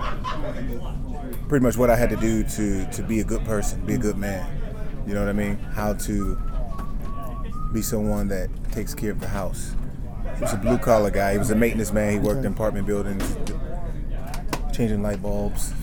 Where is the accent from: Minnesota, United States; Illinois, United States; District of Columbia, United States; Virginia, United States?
District of Columbia, United States; Washington; moved away; I grew up in Northwest D.C.